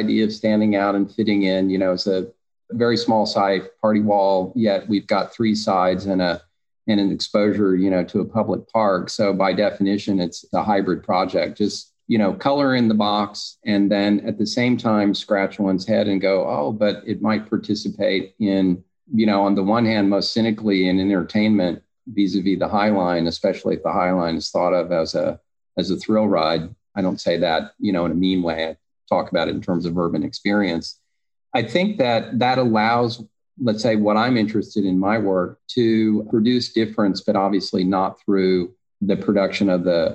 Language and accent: English; Texas, United States; moved away as an adult; also born or lived in East Coast / New York; now in Los Angeles, United States; growing up in Texas with no water